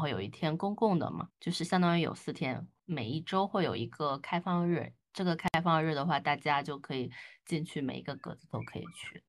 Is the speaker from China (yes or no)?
yes; southern China, China; 作为一个南方人